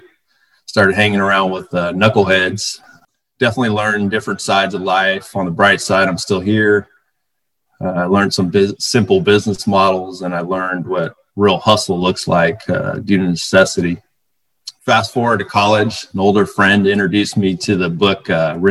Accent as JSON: {"language": "English", "area": "Bay Area", "region": "California", "country": "United States", "tie": "born or raised there", "said": "I was born in the Bay Area. I grew up in a middle-class household"}